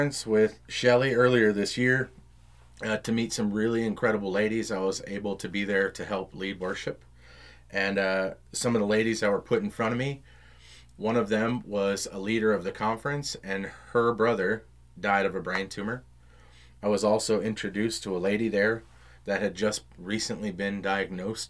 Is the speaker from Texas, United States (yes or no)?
yes; Round Rock, Texas, United States; 620 was the street I grew up on in Round Rock.